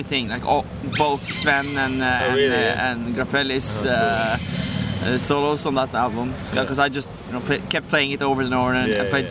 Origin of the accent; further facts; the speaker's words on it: Fræna, Møre og Romsdal, Norway; I'm from this little town outside of a little town in on the west coast of Norway called Fræna, which is really small, 9,000 inhabitants spread on a big area.